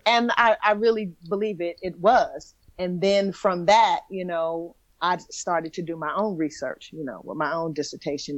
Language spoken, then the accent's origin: English; New York City, New York, United States; also born or lived in Bronx; I, I, I, went to high school in the Bronx, but I'm from Brooklyn